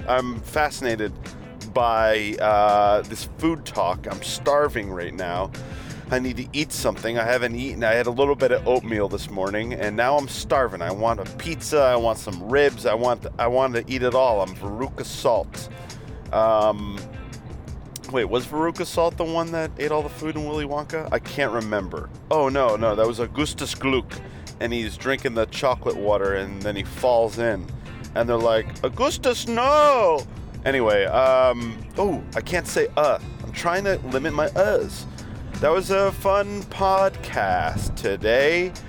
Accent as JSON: {"language": "English", "country": "Australia", "said": "Mate, you got my home country, mate."}